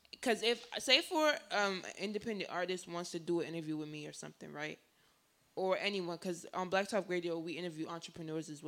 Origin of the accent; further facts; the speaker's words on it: New Jersey, United States; Because I'm from Jersey, which is like in the United States, near New York.